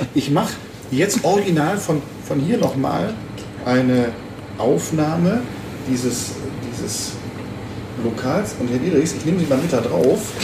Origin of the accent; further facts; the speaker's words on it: Düsseldorf, North Rhine-Westphalia, Germany; hier in meiner Geburtsstadt